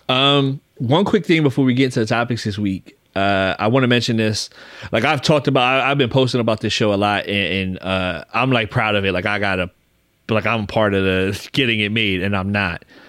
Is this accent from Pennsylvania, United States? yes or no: yes; Philadelphia, Pennsylvania, United States; I grew up in Philly